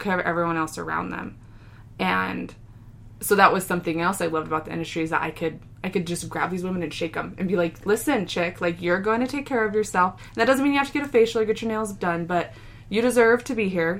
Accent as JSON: {"language": "English", "region": "New Mexico", "country": "United States", "said": "we're from New Mexico, and so we eat a lot of green chili"}